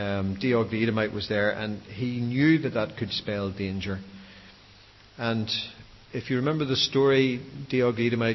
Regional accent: Belfast, Northern Ireland, United Kingdom; accent: Belfast; my mundane Belfast accent

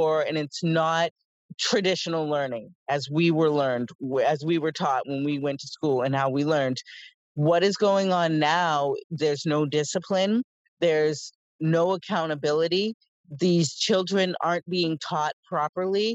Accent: Scituate, Massachusetts, United States; also born or lived in Boston; I grew up in Scituate, born in Boston, raised in Scituate with a great school system

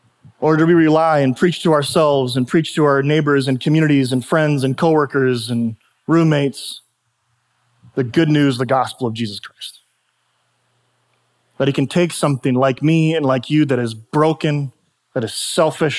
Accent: United States; I was sovereignly, by the grace of God, born in the United States of America

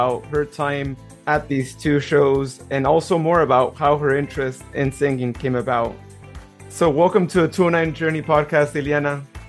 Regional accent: Modesto, California, United States; I'm from Modesto as well, born and raised

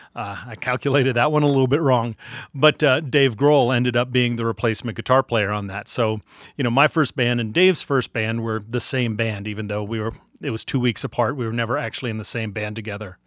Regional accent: Arlington, Virginia, United States; born or raised there; also born or lived in Washington, D.C.

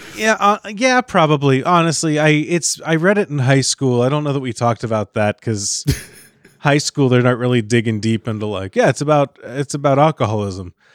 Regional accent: Kentucky, United States; when I was a kid, I grew up in Kentucky

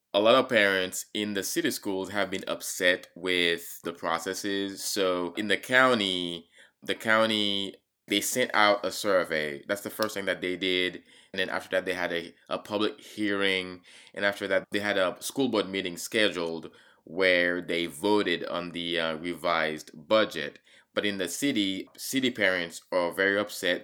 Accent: Haiti; now in Charlottesville, United States; growing up in Haiti and surviving a coup d'etat

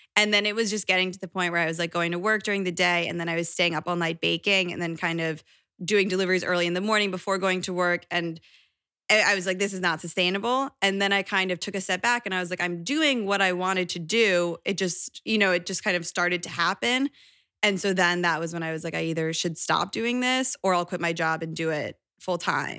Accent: Connecticut, United States; now in New York, United States; I grew up in Connecticut

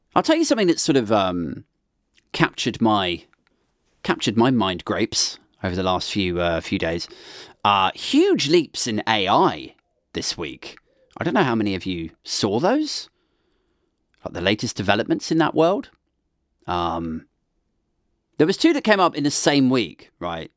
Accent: United Kingdom; we're British.

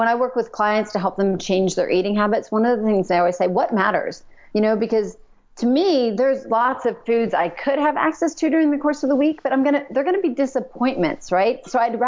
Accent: Pennsylvania, United States; now in Kentucky, United States; I'm from Pennsylvania. We're living in Kentucky.

